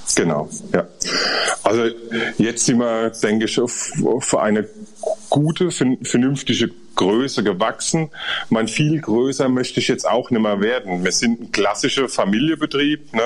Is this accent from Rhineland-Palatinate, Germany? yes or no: yes; Rhineland-Palatinate, Germany; wir sind Pfälzer